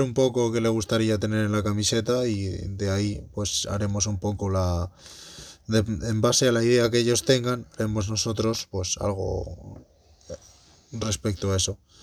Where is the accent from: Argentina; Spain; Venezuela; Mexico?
Spain; Madrid, Community of Madrid; moved away; la de Madrid coincide, que, es en, pues en mi ciudad natal